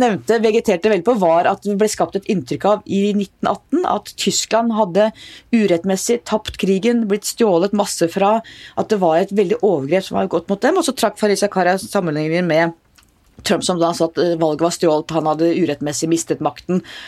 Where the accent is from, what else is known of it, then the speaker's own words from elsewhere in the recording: Oslo, Norway; Jeg vokste opp i Oslo.